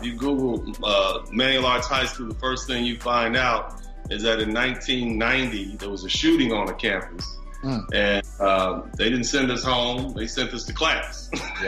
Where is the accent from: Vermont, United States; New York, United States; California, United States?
California, United States; Los Angeles; I was born and raised in Los Angeles, California.